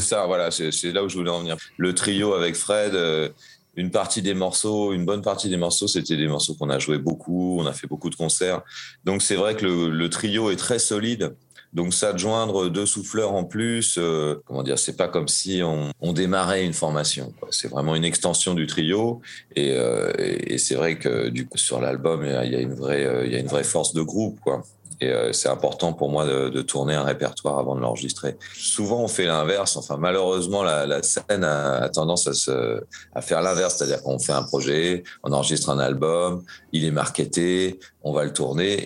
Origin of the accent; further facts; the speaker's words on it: Caen, Normandy, France; also born or lived in Mâcon / Lyon; now in Montreuil, France; je suis né à Caen, en Basse-Normandie, en 1975. Après ça, j'ai habité à Mâcon, à Lyon, et je suis basé à Montreuil